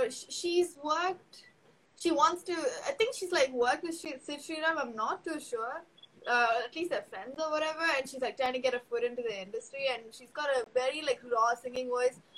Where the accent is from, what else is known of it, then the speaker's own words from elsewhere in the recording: Chennai, Tamil Nadu, India; accent: Chennai Tamil; I don't have an Ur. I was born in Chennai, so uh, like my, my dad has a side, my mom has a side, but like for me it was city only.